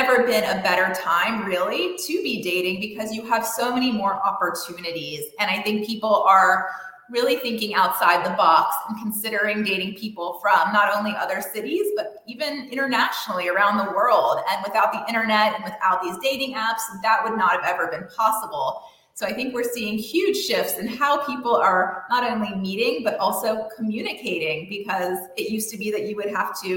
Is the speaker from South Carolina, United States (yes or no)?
yes; Columbia, South Carolina, United States; also born or lived in Indiana / Boston, Massachusetts; I was born and raised. I'm from Columbia, South Carolina